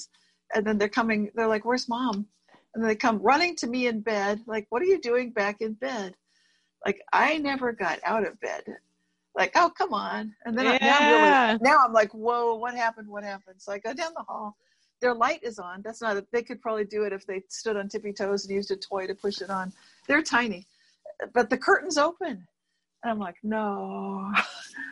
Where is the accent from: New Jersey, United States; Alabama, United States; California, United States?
California, United States; Berkeley; a certain street in my town, my hometown of Berkeley